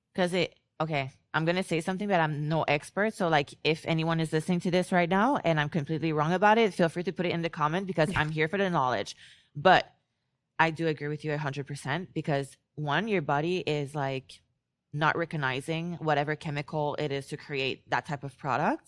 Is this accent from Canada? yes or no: yes; Canada; I'm Canadian